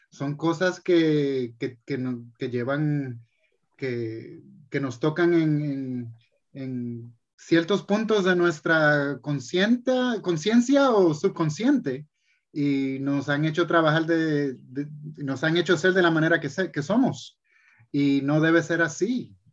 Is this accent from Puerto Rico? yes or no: yes; Puerto Rico; De Puerto Rico, pero, ah, pero era algo que ya estaba predeterminado.